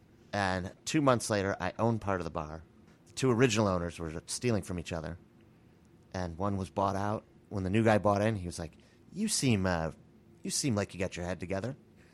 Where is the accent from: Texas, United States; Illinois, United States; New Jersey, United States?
Illinois, United States; Bartlett; No, I'm actually from Bartlett, Illinois. I was going to school in Iowa.